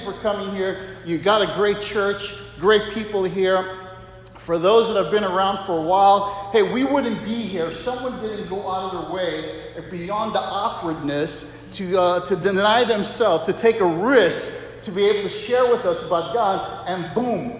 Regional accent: Waimanalo, Hawaii, United States; moved away; also born or lived in Philippines / Asia; I grew up in Hawaii as a kid, Waimanalo

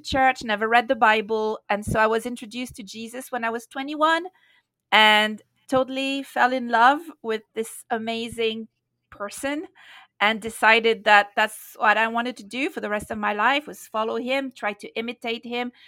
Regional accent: France; moved away as an adult; also born or lived in London / India; now in Nepal; I grew up in France, became a disciple, a Christian in London in nineteen eighty-three

